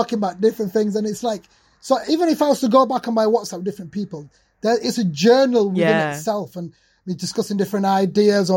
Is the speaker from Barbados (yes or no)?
no; Sheffield, Yorkshire and the Humber, United Kingdom; coming to the UK, like growing up in Sheffield, post-industrial city